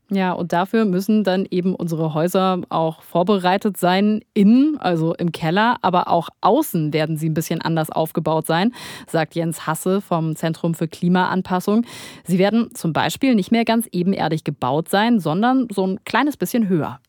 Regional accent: Germany; bei uns in Deutschland

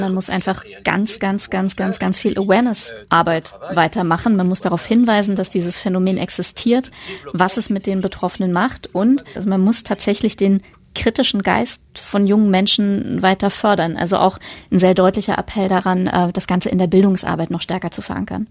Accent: Germany; bei uns in Deutschland

